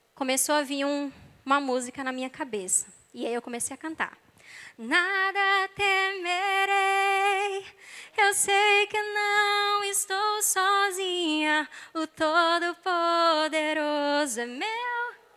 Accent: Northeast Region, Brazil; moved away as an adult; now in Rio de Janeiro, Brazil; eu sou nordestina

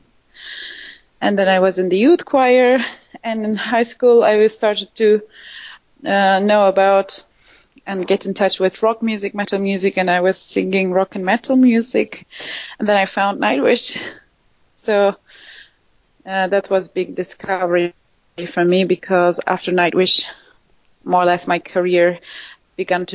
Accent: Turkey; moved away as an adult; also born or lived in Istanbul; I grew up in Turkey, and before my family was living in a smaller town, but as I was 14, we moved in Istanbul

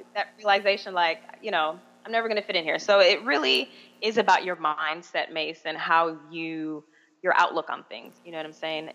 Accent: Miami, Florida, United States; also born or lived in Busan, South Korea; I'm originally from Miami

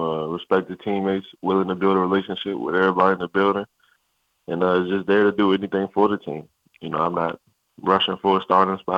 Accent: Maryland, United States; I'm from Maryland. My family's from Maryland.

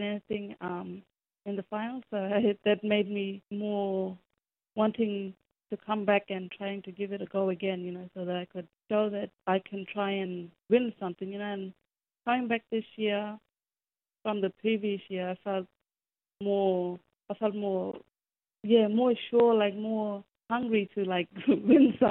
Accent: Wangkatjungka, Western Australia, Australia; I grew up in Wangkijunga community, sorry about the misinformation, but I grew up in Wangkijunga, but I now work at Urimalay

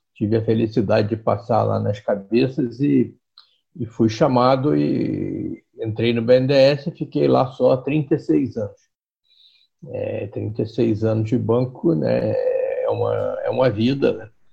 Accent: Rio de Janeiro, Brazil; eu sou carioca, né, sempre morei no Rio, eu fui criado na Tijuca

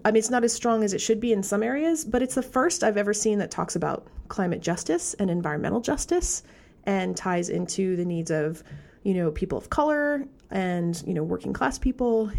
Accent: Vermont, United States; I come from Vermont

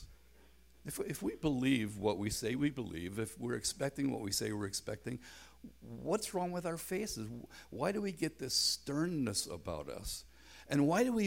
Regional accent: Belfast, Northern Ireland, United Kingdom; moved away; also born or lived in North America; I grew up in Belfast in a very tight gospel hall context

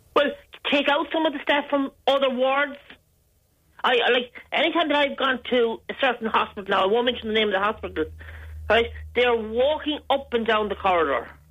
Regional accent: Galway, Connacht, Ireland; moved away; I'm originally from Galway

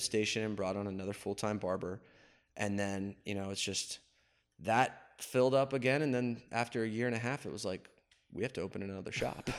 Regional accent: Wilkes-Barre, Pennsylvania, United States; moved away as an adult; also born or lived in Pottsville, Pennsylvania; now in Richmond, United States; I was raised in Wilkes-Barre

